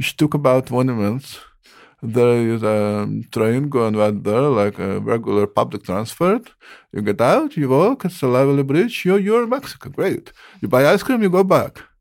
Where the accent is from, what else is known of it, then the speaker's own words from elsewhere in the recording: Ukraine; moved away; also born or lived in San Diego; I am come from Ukraine